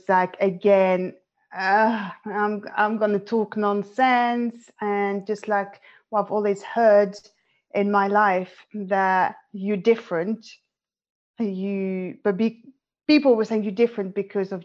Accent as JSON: {"language": "English", "country": "France", "tie": "born or raised there", "moved": "as an adult", "lives_now": "London, United Kingdom", "said": "I'm French, as you can probably tell. I currently live in London, UK. And I was born and raised in France, but my parents are both Moroccan"}